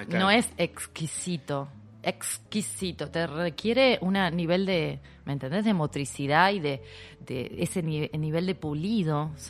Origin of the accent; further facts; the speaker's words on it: Rosario, Santa Fe, Argentina; Yo vengo de la ciudad de Rosario, imagínate que nos aspiramos las S